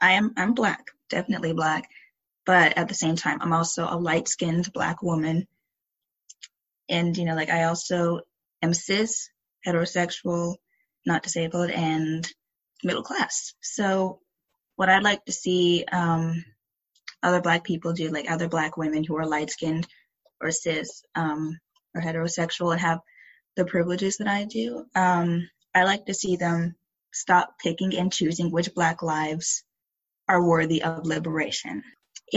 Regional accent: Henrico County, Virginia, United States; I grew up in Henrico County, Virginia

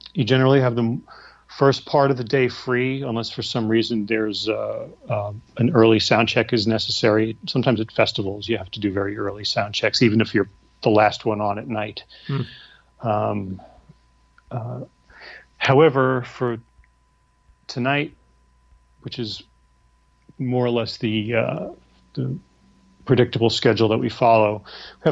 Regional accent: New York, United States; now in Nashville, United States; I'm a New Yorker

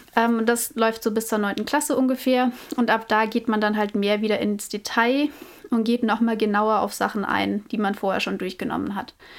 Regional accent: Nuremberg, Bavaria, Germany; ich komme aus Nürnberg.

